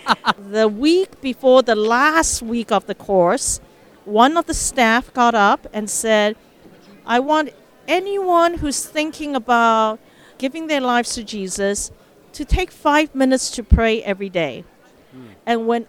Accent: Mbabane, Eswatini; also born or lived in Taiwan / Philippines; Yes, so I was born in Taiwan, and my father was an ambassador, a diplomat for Taiwan. And so as a little baby, we moved to Philippines. Then when I was 7 years old, we moved to Mbabane, Swaziland, which is now Eswatini in southern Africa.

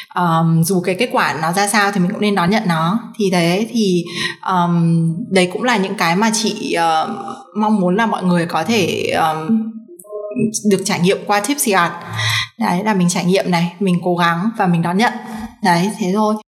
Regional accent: Hanoi, Vietnam; moved away as an adult; chị sinh ra và lớn lên ở Hà Nội cả 18 năm

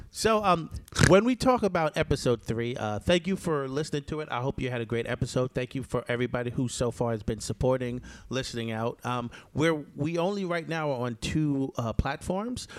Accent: New York, United States; also born or lived in Jamaica; New Yorkers, we always have a knife somewhere

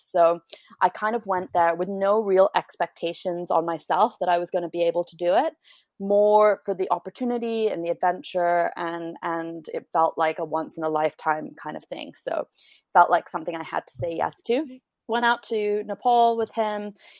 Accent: Canada; now in London, United Kingdom; although I'm Canadian, I have a British passport, and kind of the centers for publishing really are New York and London. So I thought I would go to London, take advantage of my ability to work over here.

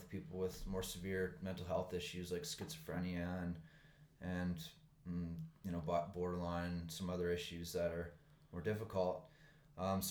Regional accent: Nova Scotia, Canada; moved away as an adult; now in Vancouver, Canada; I'm from Nova Scotia

